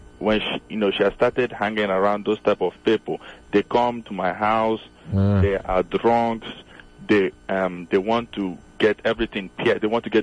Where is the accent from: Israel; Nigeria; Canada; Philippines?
Nigeria; moved away